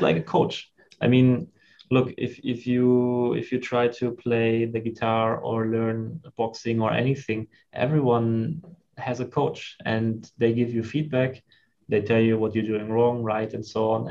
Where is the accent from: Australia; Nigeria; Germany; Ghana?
Germany; moved away as an adult; also born or lived in China; growing up in Germany